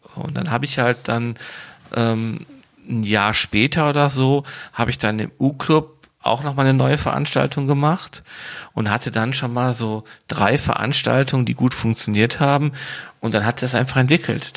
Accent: Wuppertal, North Rhine-Westphalia, Germany; Ich komme aus Wuppertal

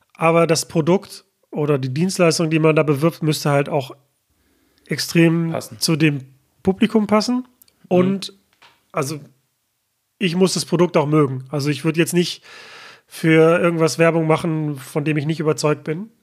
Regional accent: Mülheim an der Ruhr, North Rhine-Westphalia, Germany; hier in meiner Heimatstadt Mülheim

